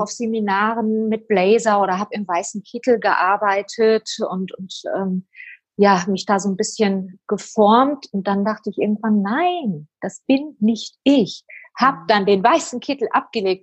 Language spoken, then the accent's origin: German; Oberhausen, North Rhine-Westphalia, Germany; ich bin ein Ruhrpottkind. ich bin in Oberhausen geboren